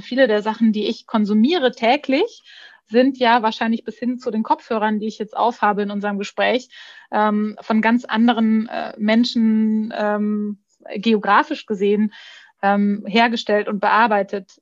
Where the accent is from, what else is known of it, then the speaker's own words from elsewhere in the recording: Bavaria, Germany; ich bin äh, ich bin Bayerin